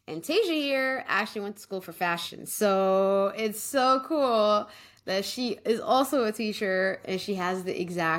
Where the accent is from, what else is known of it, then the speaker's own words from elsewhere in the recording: Canada; I am Somali Canadian, so my parents immigrated from Somalia from the war in 1990, I believe.